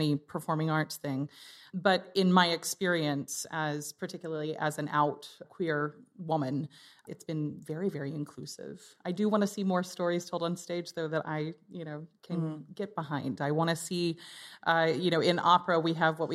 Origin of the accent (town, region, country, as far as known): United States